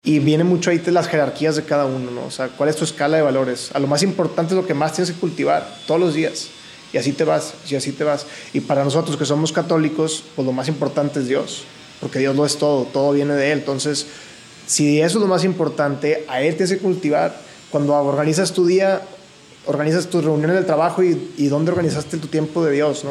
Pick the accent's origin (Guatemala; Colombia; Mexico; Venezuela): Mexico; Monterrey, Nuevo León; nací aquí en Monterrey y toda mi vida la he vivido aquí, excepción de un año